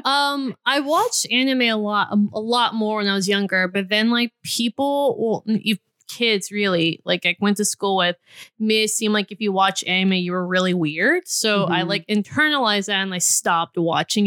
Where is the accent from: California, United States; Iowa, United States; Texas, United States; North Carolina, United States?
Texas, United States; Houston; I'm from Houston, Texas